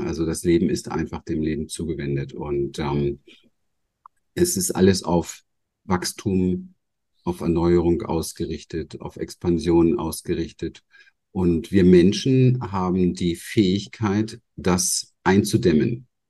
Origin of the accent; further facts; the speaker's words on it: Berlin, Germany; moved away; ich bin im Hinterhof von Berlin aufgewachsen